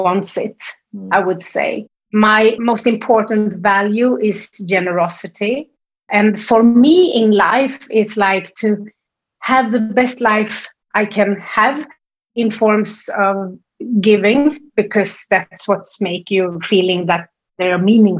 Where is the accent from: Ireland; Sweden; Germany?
Sweden; English is a second language; you can hear that I'm from Sweden. I don't have this English like sound